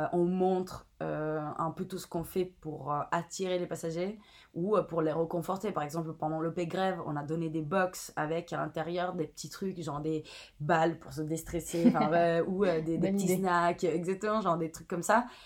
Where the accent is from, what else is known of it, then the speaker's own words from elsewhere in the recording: Italy; French is a second language; moved away as an adult; also born or lived in Palermo / Milan; now in Paris, France; je viens d'Italie